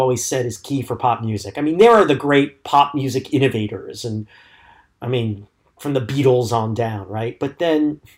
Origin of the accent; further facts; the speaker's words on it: United States; I am ashamed as an American.